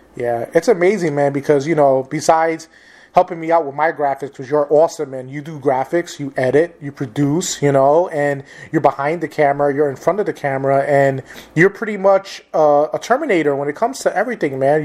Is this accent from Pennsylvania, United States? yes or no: no; New York City, New York, United States; I grew up in New York City